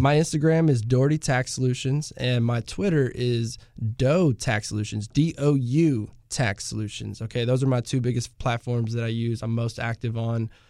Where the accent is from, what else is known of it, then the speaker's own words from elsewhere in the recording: Pearland, Texas, United States; also born or lived in Houston; I'm originally from the Houston area, uh, born in Houston, uh, was raised in Pearland